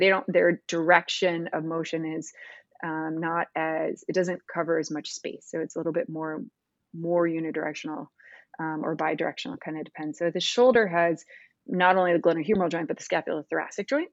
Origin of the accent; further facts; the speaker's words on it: Missouri, United States; moved away as an adult; also born or lived in North Carolina / St. Louis, Missouri / Cincinnati, Ohio; So, I am a Midwesterner. I was born in Missouri. My parents were both professors at the University of Missouri, um, have recently retired, but I grew up in a very academic household.